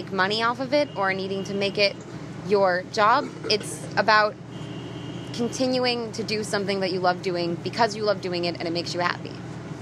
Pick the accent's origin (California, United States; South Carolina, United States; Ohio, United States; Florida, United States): Florida, United States; moved away as an adult; also born or lived in North Hollywood; now in Los Angeles, United States; I grew up in Florida